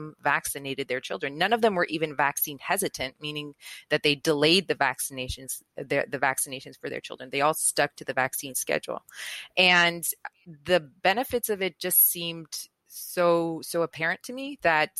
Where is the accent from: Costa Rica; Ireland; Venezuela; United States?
Venezuela; moved away; I was raised in Venezuela, and in Venezuela, anti-vax just wasn't a thing.